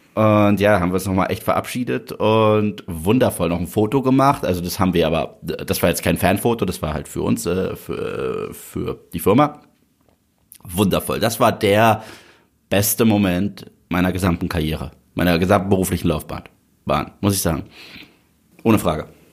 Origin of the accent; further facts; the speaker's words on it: Germany; du hörst sie nicht deutsch an. Mhm. Habe ich gesagt, doch bin ich.